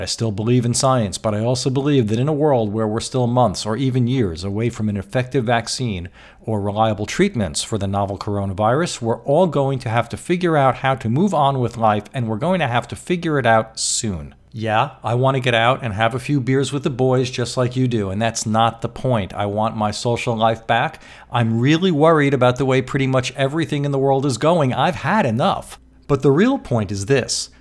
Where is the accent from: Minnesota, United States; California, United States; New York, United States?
New York, United States; New York City; I'm from New York City, and that's where a big chunk of both my life and business energies have been spent for a lot of years